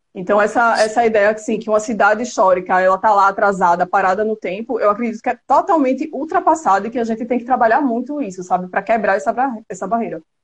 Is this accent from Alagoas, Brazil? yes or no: yes; Penedo, Alagoas, Brazil; also born or lived in Maceió; Eu nasci em Maceió, mas morei em Penedo até os meus 14 anos de idade, então fui criada numa cidade histórica